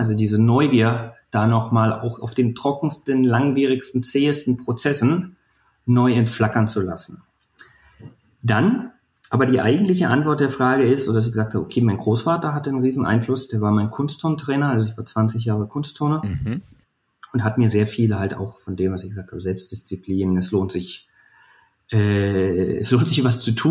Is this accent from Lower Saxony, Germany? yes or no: no; Brandenburg, Germany; born there; in, äh, in der Lausitz, also zwischen Cottbus und Dresden, Brandenburg.